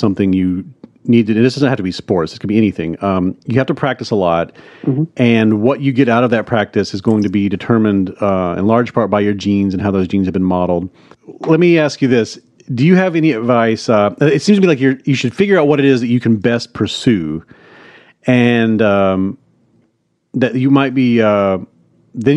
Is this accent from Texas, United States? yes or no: no; Hattiesburg, Mississippi, United States; my hometown, Hattiesburg, Mississippi